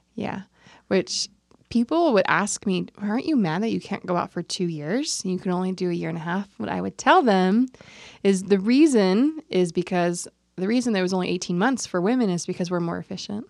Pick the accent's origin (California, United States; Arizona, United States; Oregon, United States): California, United States; We're both from California